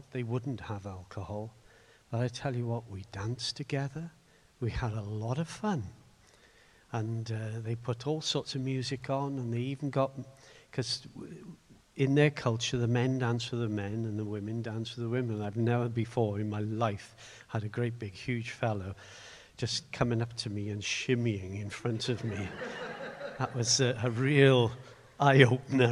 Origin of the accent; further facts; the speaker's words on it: Swansea, Wales, United Kingdom; now in Cardiff, United Kingdom; the little church I grew up in Morriston